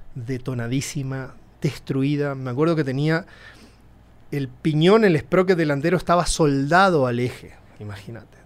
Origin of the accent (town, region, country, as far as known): El Colorado, Formosa, Argentina; born or raised there; moved away as an adult; also born or lived in Buenos Aires; now in Mexico